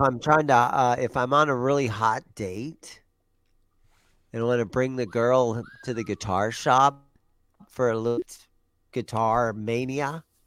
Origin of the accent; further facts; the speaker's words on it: Granville, Ohio, United States; moved away; I grew up in Ohio. I was in the Gr-, I, we grew up in Granville, which is thirty miles east of Columbus, Ohio